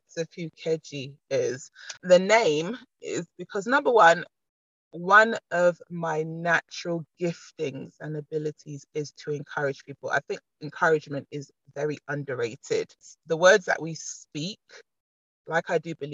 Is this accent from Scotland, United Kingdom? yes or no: no; London, United Kingdom; I'm a London native